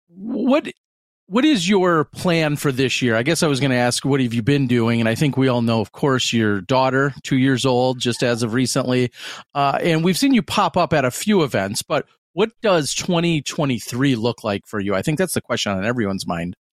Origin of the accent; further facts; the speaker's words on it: Pewaukee, Wisconsin, United States; I'm in my hometown, Pewaukee which is a western suburb